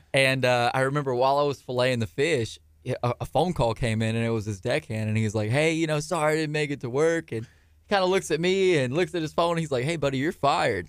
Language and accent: English; Angleton, Texas, United States; also born or lived in Galveston, Texas; at the time we were from Angleton